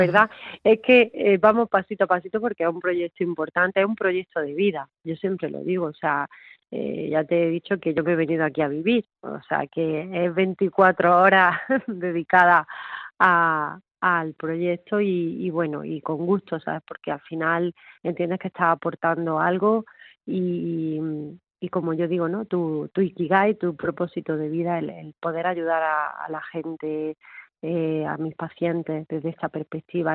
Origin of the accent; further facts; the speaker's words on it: Órgiva, Andalusia, Spain; en mi pueblo, en Órgiva